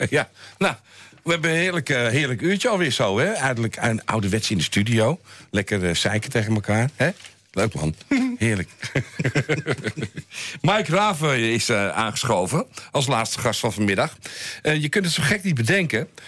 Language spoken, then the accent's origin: Dutch; Netherlands; Ik kom uit Nederland, ik weet het wel.